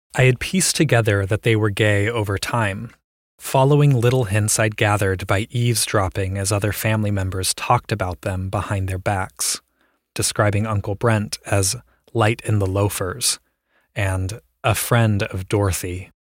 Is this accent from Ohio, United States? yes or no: yes; Columbus, Ohio, United States; I grew up in Ohio